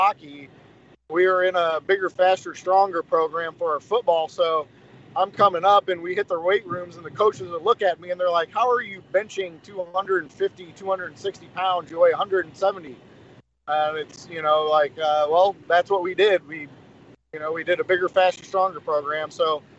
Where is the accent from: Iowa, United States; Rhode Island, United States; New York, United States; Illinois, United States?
Illinois, United States; Springfield; Growing up in Springfield youth hockey